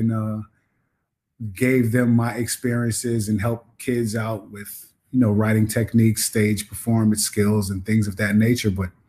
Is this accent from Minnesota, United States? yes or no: no; Long Island, New York, United States; moved away as an adult; also born or lived in Killeen, Texas; now in Netherlands; Well, actually, it's funny because I'm from Killeen, Texas. I grew up in Long Island, New York, a military brat.